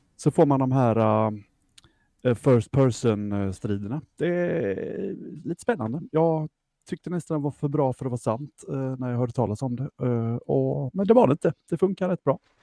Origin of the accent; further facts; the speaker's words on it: Jönköping, Jönköping County, Sweden; vi är ju från Jönköping, de flesta av oss